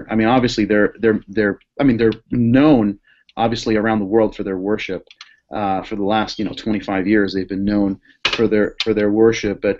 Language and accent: English; Boston, Massachusetts, United States; I'm from Boston, so watching the Red Sox is a big thing, and it's been a great year.